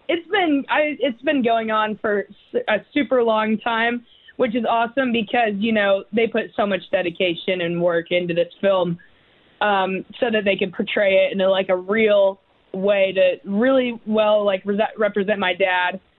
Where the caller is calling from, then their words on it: West Lafayette, Indiana, United States; Uh, good old Indiana. Oh, actually, I live okay. uh, in West Lafayette.